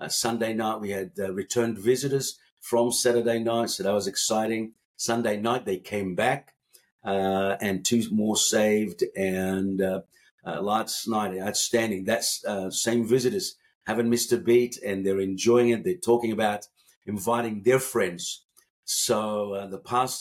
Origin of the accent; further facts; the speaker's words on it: Cairo, Cairo Governorate, Egypt; moved away as an adult; now in Melbourne, Australia; I come from an Egyptian background, born and raised. I was born in 1965 in Cairo